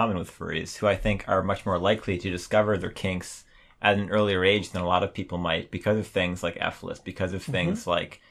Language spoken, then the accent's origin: English; Milwaukee, Wisconsin, United States; I'm from Milwaukee, by the way. I grew up with that, the Dahmer.